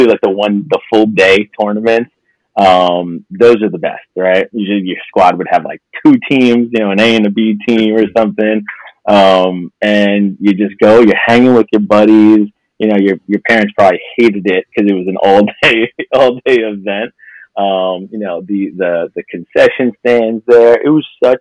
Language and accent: English; New York City, New York, United States; I'm originally from Middle Village, from Queens. So I grew up there